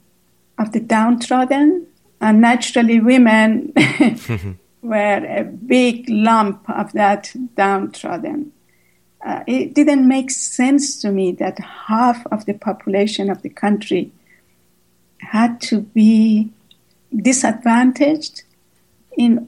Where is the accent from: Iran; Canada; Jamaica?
Iran; Shiraz, Fars; moved away as an adult; also born or lived in Kenya / Haifa, Israel; I was born and raised in Shiraz, Iran